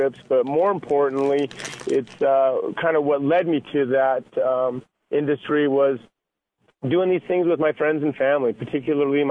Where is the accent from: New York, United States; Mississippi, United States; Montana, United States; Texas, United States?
Montana, United States; also born or lived in Idaho; now in Boise, United States; I was born and raised in Montana